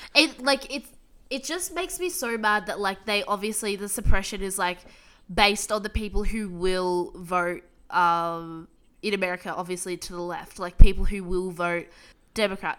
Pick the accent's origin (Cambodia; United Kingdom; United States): United States; now in Australia; I'm American